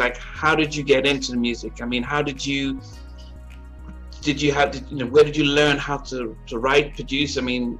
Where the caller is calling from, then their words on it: England, United Kingdom; Overseas, I'm in England.